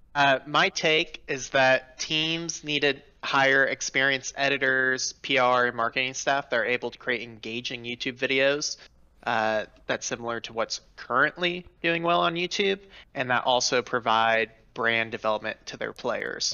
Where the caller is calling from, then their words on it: Chicago, Illinois, United States; calling from Chicago, Illinois